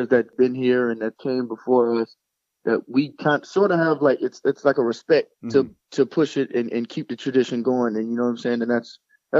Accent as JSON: {"language": "English", "town": "Ocala", "region": "Florida", "country": "United States", "tie": "born or raised there", "said": "I grew up in Ocala. It's about 30 minutes away from Gainesville"}